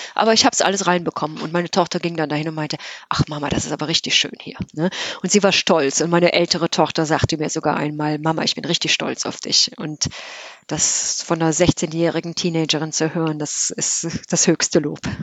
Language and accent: German; Geilenkirchen, North Rhine-Westphalia, Germany; now in Cork, Ireland; von meiner Kindheit in Geilenkirchen